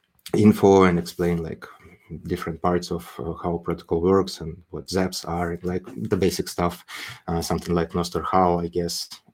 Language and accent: English; Crimea, Ukraine; now in United Arab Emirates; because I was born and raised in Crimea, which is a huge political dispute at the moment, that region. And I don't live there for quite a while, but my parents do.